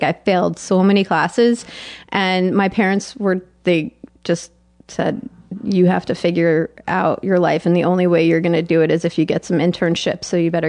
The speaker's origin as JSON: {"language": "English", "town": "Tenafly", "region": "New Jersey", "country": "United States", "said": "People told me that the defining facts about me that they know is that I'm Jewish and from Tenafly, New Jersey."}